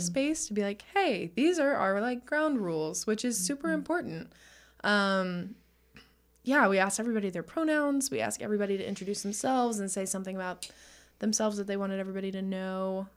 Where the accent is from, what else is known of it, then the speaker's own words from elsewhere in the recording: Texas, United States; I am from Texas